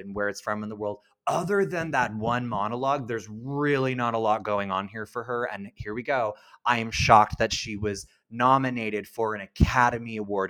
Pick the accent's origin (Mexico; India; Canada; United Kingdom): Canada